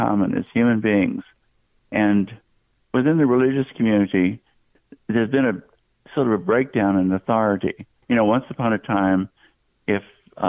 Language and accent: English; Southeast, United States; I grew up in the southeastern part of the country